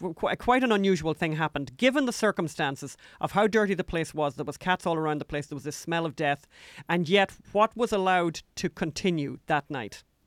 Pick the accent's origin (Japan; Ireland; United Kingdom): Ireland; now in United States; We're from Ireland.